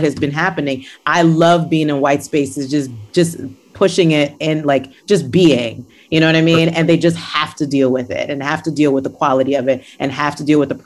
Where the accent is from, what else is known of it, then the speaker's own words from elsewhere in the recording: Nigeria; I grew up in Nigeria.